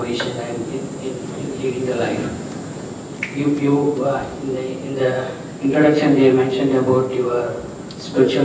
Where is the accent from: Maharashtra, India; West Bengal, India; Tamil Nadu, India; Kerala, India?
Tamil Nadu, India; Rajapalayam; I am also from Rajapalayam.